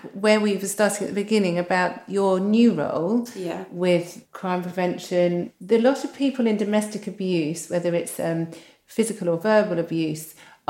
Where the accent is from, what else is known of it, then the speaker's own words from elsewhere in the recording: United Kingdom; And because we're so British, we don't talk about sex.